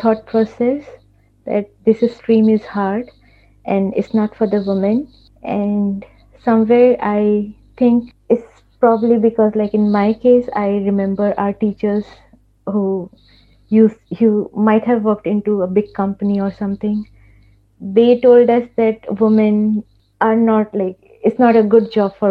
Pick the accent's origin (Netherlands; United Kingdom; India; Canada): India; moved away as an adult; also born or lived in Dubai; now in Germany; being an Indian